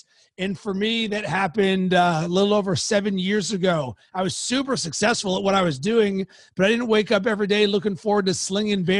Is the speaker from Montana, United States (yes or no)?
no; Pittsburgh, Pennsylvania, United States; now in Chicago, United States; from Pittsburgh